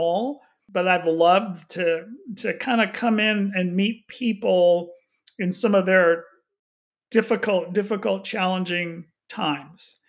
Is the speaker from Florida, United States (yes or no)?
no; Houston, Texas, United States; moved away as an adult; also born or lived in Austin, Texas / overseas; now in The Woodlands, United States; I grew up in Houston